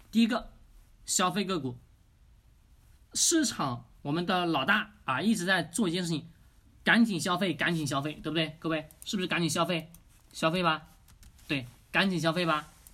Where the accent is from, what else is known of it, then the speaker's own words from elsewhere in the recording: China; 我们中国人